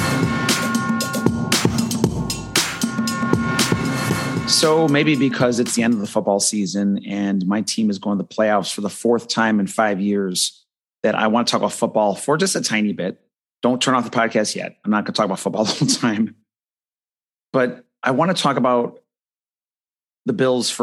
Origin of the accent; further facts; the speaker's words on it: Buffalo, New York, United States; now in Florida, United States; I grew up in Buffalo, New York